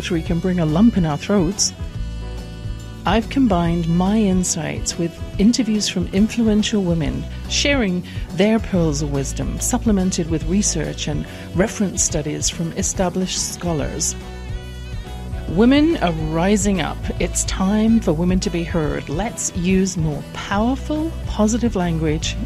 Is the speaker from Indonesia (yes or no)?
no; England, United Kingdom; born or raised there